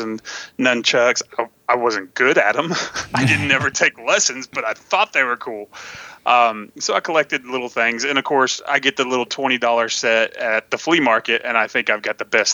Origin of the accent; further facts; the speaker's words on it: Tennessee, United States; also born or lived in Texas; I was born in Texas and raised in Tennessee